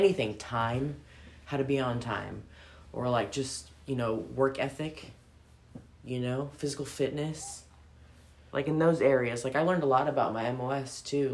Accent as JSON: {"language": "English", "country": "Philippines", "said": "I'm Filipina"}